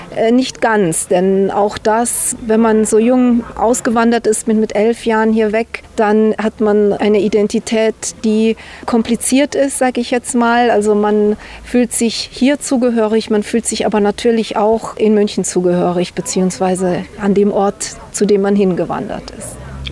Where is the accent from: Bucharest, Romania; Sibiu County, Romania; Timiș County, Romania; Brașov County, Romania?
Timiș County, Romania; Timișoara; moved away; also born or lived in Banat; ich bin in Temeswar geboren